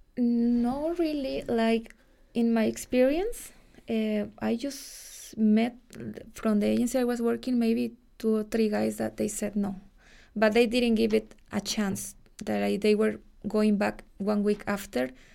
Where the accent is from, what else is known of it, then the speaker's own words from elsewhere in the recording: Pachuca, Hidalgo, Mexico; accent: Mexican; English is a second language; moved away as an adult; now in Dublin, Ireland; I'm from Pachuca. It's a city close to Mexico City